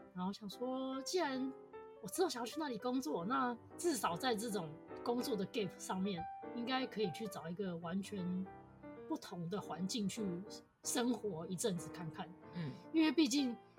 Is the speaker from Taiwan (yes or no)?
yes; Taiwan; 就是我台湾人